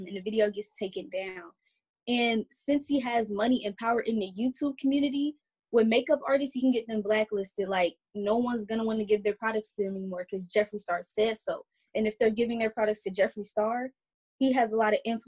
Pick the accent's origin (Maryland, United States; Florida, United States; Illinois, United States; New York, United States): Illinois, United States; Chicago; I'm from the South Side of Chicago